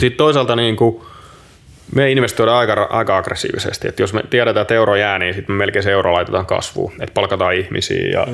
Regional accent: Finland; moved away; ollaan Suomesta

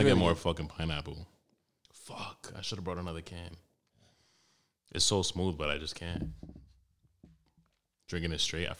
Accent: Harlem, New York, United States; I'm from Harlem, but I don't kill niggas.

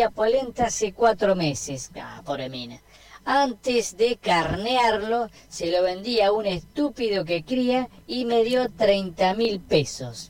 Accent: Argentina; Así somos los argentinos

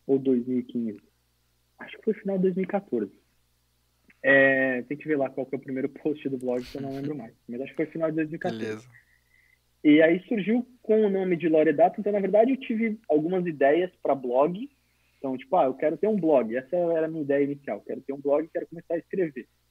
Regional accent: São Ludgero, Santa Catarina, Brazil; also born or lived in Blumenau / São Paulo; Eu sou, na verdade, natural do interior de Santa Catarina, do sul, numa cidadezinha chamada São Ludgero, de mais ou menos 10 mil habitantes. E a minha família veio para Blumenau em 1994

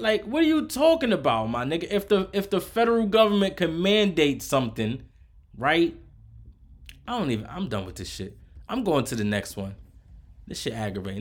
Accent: United States; I'm from America

